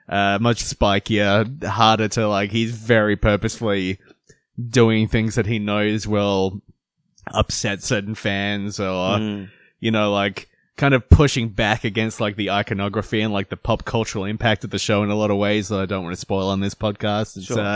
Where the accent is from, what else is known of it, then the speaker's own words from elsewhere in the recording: Philadelphia, Pennsylvania, United States; I'm from Philadelphia.